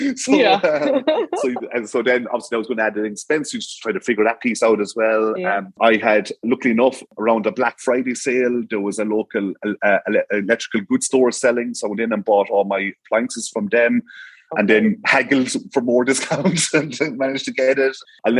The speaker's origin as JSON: {"language": "English", "region": "Munster", "country": "Ireland", "said": "And it's mad. I'm from Tipperary. So like Savvy Kitchens, they're from Tipperary. Soul Energy Solutions, they're from Tipperary. I brought them down from Tip to Cork to get these things done."}